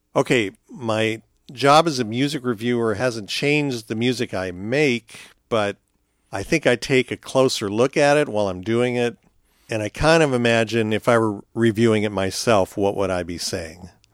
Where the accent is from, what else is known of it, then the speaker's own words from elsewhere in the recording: California, United States; growing up in California